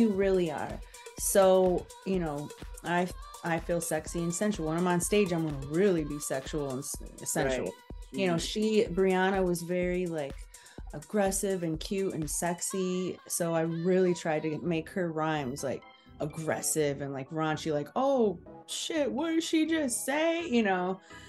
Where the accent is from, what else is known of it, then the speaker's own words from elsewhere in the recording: Midwest, United States; But growing up in the Midwest, you're always told that's not a realistic, you know, route.